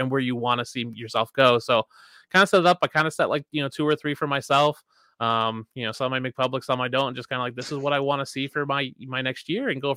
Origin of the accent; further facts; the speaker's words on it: Philadelphia, Pennsylvania, United States; now in Madison, United States; I'm from Philadelphia originally, live in Madison, Wisconsin now. So like, we grew up close to each other, you know, the same area